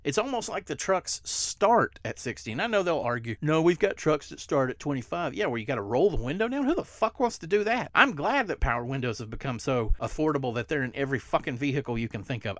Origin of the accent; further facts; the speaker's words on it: the South, United States; I'm from the South